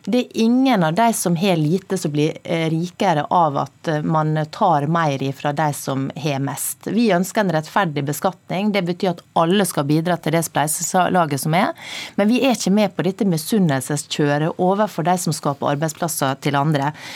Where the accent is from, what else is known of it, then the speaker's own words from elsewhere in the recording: Sunnmøre, Møre og Romsdal, Norway; Nå kommer jeg fra Sunnmøre